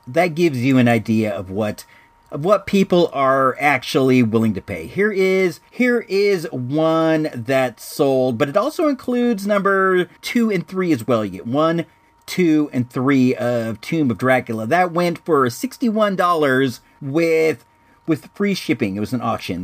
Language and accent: English; Illinois, United States; moved away; I was born in Illinois